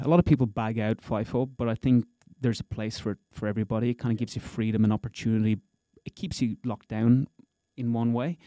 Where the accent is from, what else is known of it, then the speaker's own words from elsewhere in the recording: Gorey, Leinster, Ireland; moved away as an adult; now in Perth, Australia; I'm originally from a little town in Ireland called Goree, County Wexford.